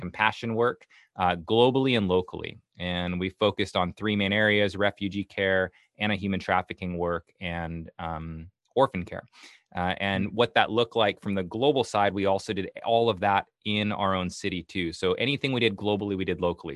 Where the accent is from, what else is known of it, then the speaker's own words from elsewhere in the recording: Canada; moved away as an adult; now in Portland, United States; I'm from Canada originally. I moved down oh. to Portland